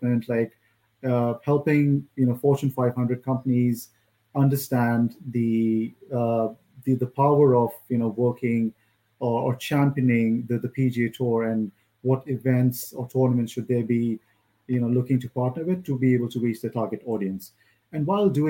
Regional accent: India; moved away as an adult; now in United States; I'm originally from India

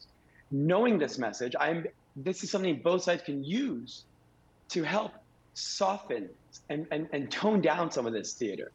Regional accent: Bay Harbor Islands, Florida, United States; now in Miami Beach, United States; I grew up in this paradise. I love this city. I love all the cities in this district. I grew up in Bay Harbor.

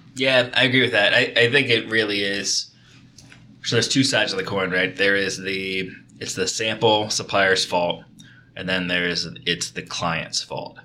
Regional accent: Kentucky, United States; both of us growing up in Kentucky

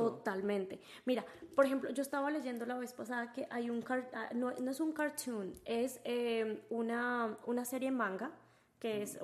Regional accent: Colombia; moved away; yo soy colombiana y en mi tierra hay negros

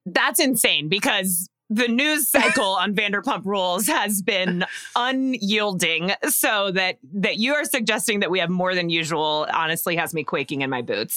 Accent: Texas, United States; I grew up in Texas

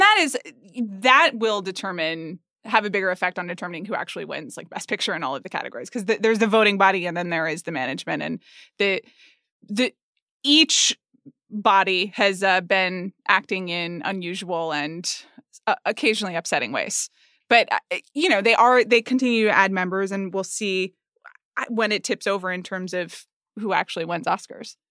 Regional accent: Atlanta, Georgia, United States; I grew up in Atlanta, Georgia

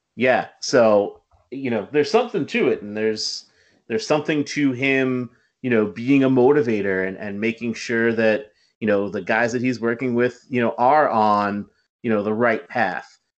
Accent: Westchester, New York, United States; I'm being from the Westchester area

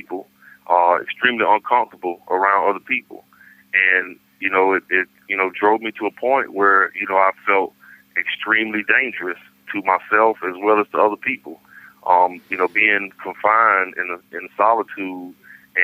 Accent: Raleigh, North Carolina, United States; being that I'm from Raleigh

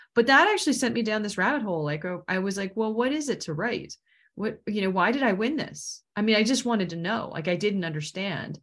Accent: Washington, United States; I grew up in Washington

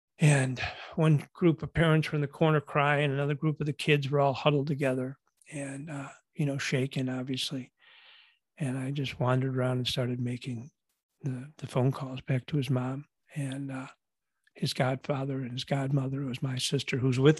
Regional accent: Buffalo, New York, United States; And I'm from Buffalo, as you can tell with this jerseys behind me, you know, go Bills, by the way.

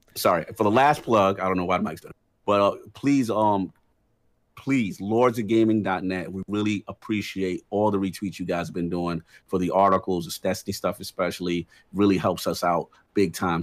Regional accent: New York, United States; New York City, my home state

